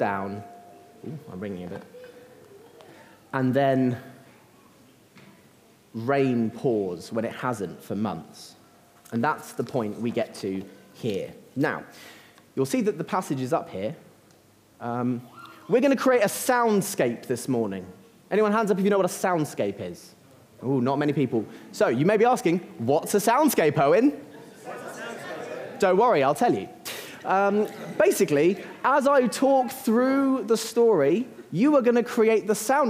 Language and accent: English; Uckfield, South East England, United Kingdom; you're back in Uckfield for me.